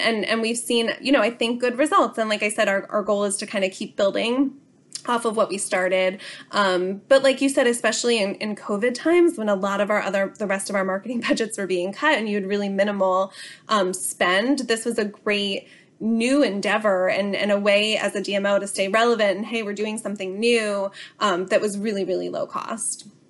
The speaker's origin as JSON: {"language": "English", "area": "Bucks County", "region": "Pennsylvania", "country": "United States", "tie": "born or raised there", "said": "I am a local of Bucks County, so, so born and raised here in my hometown"}